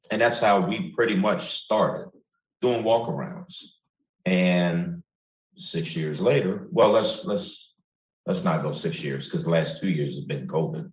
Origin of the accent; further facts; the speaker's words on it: Chicago, Illinois, United States; I'm from Chicago